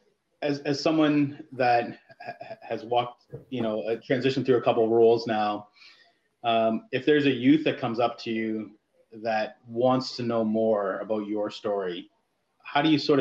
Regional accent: London, Ontario, Canada; being a Londoner born and raised

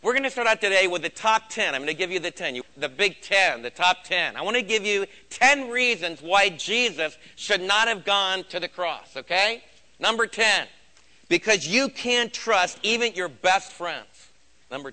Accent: United States; as American believers

